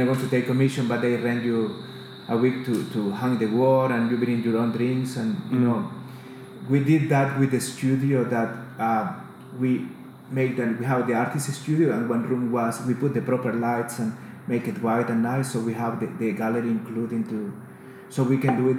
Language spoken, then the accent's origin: English; El Salvador; English is a second language; moved away as an adult; also born or lived in Australia; now in Queensland, Australia; I got with another 4 artists of El Salvador to represent in a Biennale